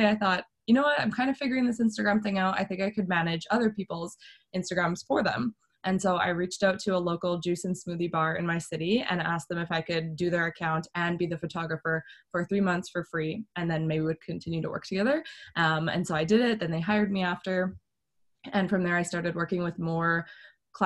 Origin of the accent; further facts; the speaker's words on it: Canada; I'm from Canada.